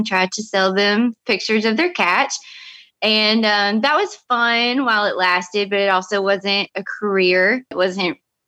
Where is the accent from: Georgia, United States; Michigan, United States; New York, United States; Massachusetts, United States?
Georgia, United States; Chatsworth; now in Destin, United States; I'm originally from North Georgia